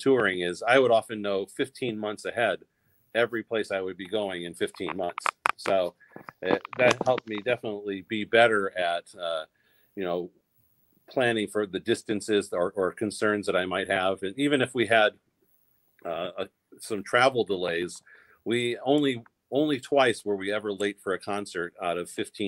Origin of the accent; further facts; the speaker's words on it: Pittsburgh, Pennsylvania, United States; also born or lived in New York; now in North Dakota, United States; I was born in Pittsburgh and lots of family there